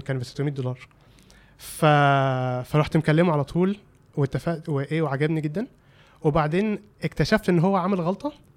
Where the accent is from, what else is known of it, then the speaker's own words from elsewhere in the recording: Egypt; moved away as an adult; also born or lived in California, United States; كواحد مصري